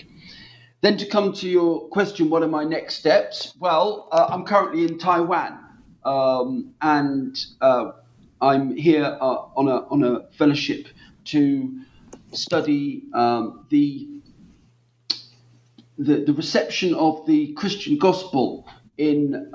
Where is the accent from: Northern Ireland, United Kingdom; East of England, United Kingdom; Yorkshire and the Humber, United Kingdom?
East of England, United Kingdom; Norwich; my hometown of Norwich